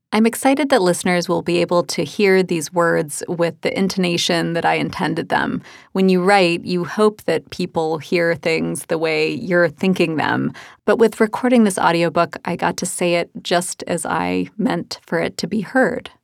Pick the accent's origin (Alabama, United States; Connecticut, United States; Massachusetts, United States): Alabama, United States; Birmingham; When I was a kid growing up in Birmingham, Alabama